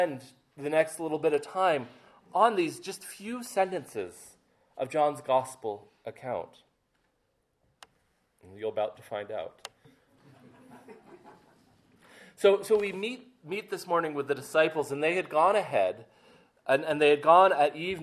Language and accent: English; Maine, United States; I grew up in Maine along the coast